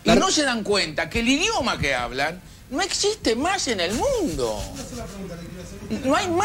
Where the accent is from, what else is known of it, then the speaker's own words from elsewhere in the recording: Uruguay; Yo soy uruguayo y lo aplaudo igual.